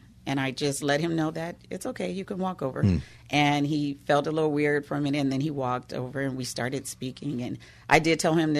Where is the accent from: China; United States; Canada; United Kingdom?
United States; Woodland Hills, California; You know, I am a Valley girl. I grew up in Woodland Hills, California